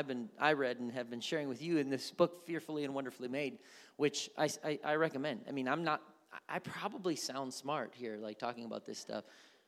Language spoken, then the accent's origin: English; India; Growing up in India, I shared in everything my parents did.